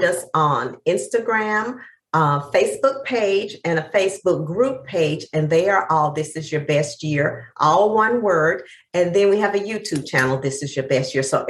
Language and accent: English; East Texas, United States; I'm from the deep South. I'm from East Texas